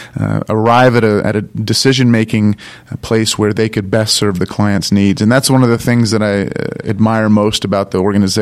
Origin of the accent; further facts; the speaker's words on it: St. Simons Island, Georgia, United States; also born or lived in New Jersey; now in Atlanta, United States; I grew up on St. Simon's Island